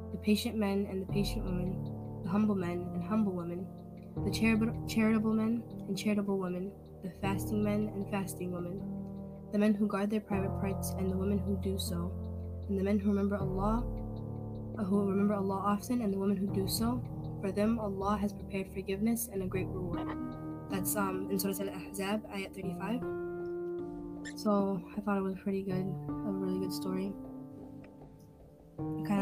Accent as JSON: {"language": "English", "country": "United States", "said": "I'm American, I'm Muslim"}